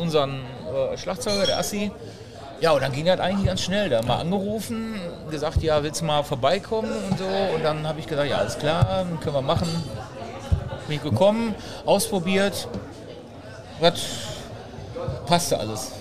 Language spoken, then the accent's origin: German; Essen, North Rhine-Westphalia, Germany; ich komme ja ursprünglich aus Essen, ich wohne auch noch in Essen